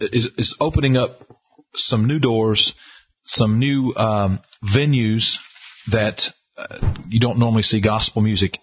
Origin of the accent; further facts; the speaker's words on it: the South, United States; I'm from the South